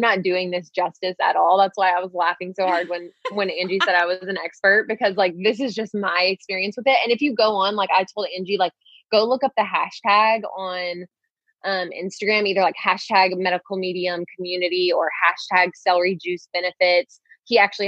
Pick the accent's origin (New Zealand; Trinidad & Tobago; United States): United States; Louisiana; I was born in Louisiana. Like we used to eat like pig ears for like breakfast, lunch, and dinner